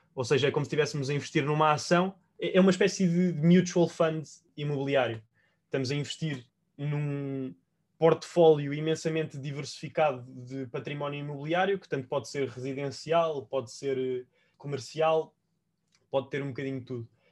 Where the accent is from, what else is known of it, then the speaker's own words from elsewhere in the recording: Portugal; also born or lived in Spain; eu estava, enquanto português, a trabalhar em Espanha para uma empresa irlandesa